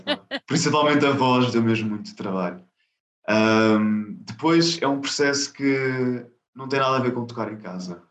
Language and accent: Portuguese; Lisbon, Portugal; eu nasci em Lisboa, em uh -huh. Portugal, Uhum. Uh, só que tenho origens indianas, dos dois lados